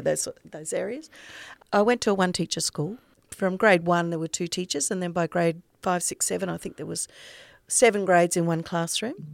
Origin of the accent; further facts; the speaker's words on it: North Burnett, Queensland, Australia; also born or lived in Biggenden, Queensland; now in Sunshine Coast, Australia; I grew up in the North Burnett, in a little tiny place called Colston